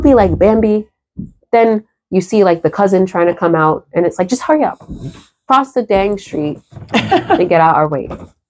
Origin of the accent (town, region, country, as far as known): New Jersey, United States